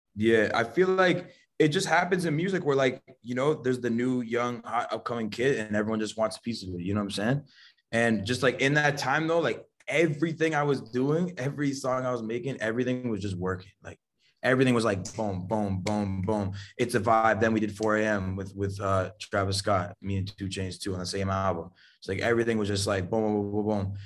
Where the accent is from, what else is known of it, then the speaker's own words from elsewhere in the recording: Niagara, Ontario, Canada; I always claim Niagara and shit, but, like, me being from Canada